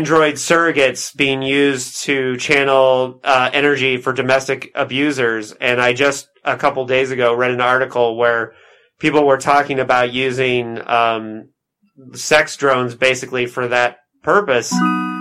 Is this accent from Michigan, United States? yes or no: no; Indiana, United States; moved away; also born or lived in Syracuse, New York; I'm from Indiana originally, although I did live for many years in Syracuse